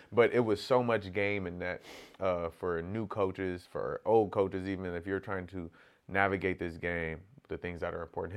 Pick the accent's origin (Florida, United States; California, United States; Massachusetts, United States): California, United States; Corona; growing up in Corona